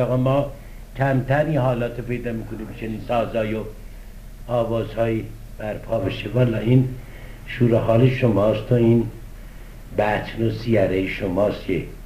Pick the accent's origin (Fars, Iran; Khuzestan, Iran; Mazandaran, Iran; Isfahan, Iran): Isfahan, Iran; now in Tehran, Iran; اصفهان تو شهر خودمون